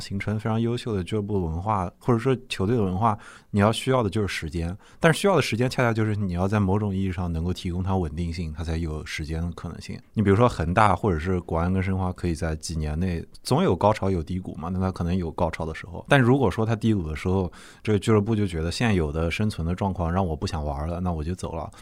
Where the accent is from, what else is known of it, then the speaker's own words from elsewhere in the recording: Nanjing, Jiangsu, China; 我们南京人